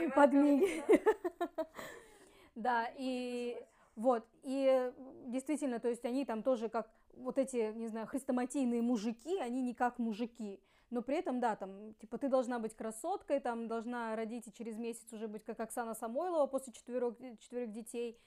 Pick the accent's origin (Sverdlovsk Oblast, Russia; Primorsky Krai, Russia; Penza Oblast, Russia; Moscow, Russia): Primorsky Krai, Russia; Ussuriysk; moved away as an adult; also born or lived in Khabarovsk; now in Vladivostok, Russia; мы из Уссурийска, потом переехали с тогда еще парнем а, в Хабаровск